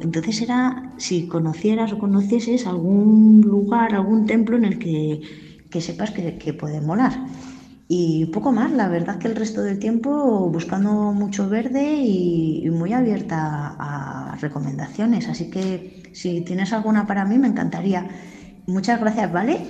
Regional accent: Madrid, Community of Madrid, Spain; soy de Madrid

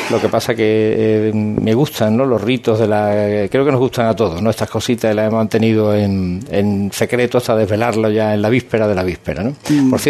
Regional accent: Seville, Andalusia, Spain; esto es eh, una experiencia hermosísima que como sevillano, como cofrade y como periodista

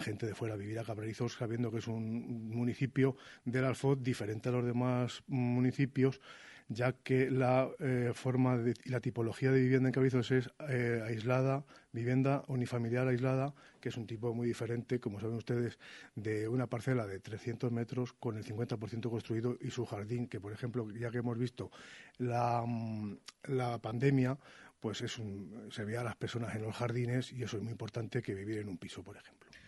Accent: Cabrerizos, Castile and León, Spain; mi pueblo, Cabrerizos. Después de 50 años, yo vivo, vivo aquí, nací

